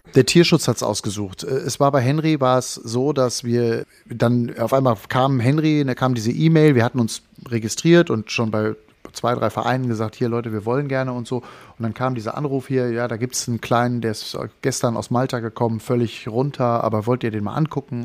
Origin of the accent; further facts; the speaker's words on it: North Rhine-Westphalia, Germany; moved away; also born or lived in Berlin / Wangerooge; in meine Heimat fliegen, also nach Nordrhein-Westfalen